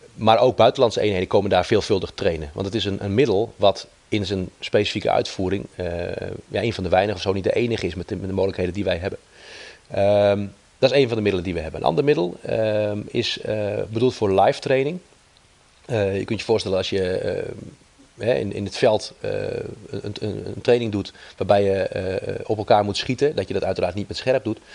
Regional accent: Netherlands; wij als Nederlander heel pragmatisch zijn

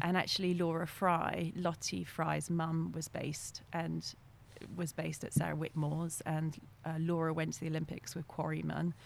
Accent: Belgium; first language French; English is a second language; moved away; also born or lived in North Yorkshire, England / England; when I was six months old, my family moved to Belgium. And um, I was actually brought up in a French speaking school. So my first language is actually French

